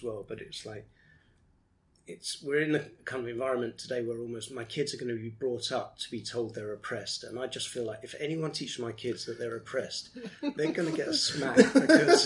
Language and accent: English; London, United Kingdom; I grew up in Brent, which was almost the birthplace of political correctness in the UK.